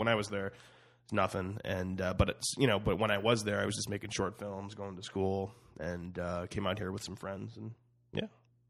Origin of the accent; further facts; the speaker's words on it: Cleveland, Ohio, United States; moved away as an adult; now in Los Angeles, United States; I moved out. I'm from Cleveland, Ohio.